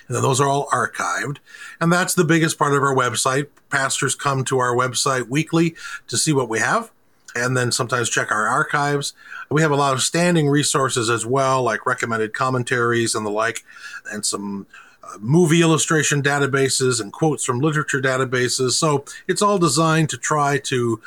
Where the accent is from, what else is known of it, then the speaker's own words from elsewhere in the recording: Ada, Michigan, United States; I grew up in Western Michigan, in Ada, Michigan. So I've been in this area for most of all of my life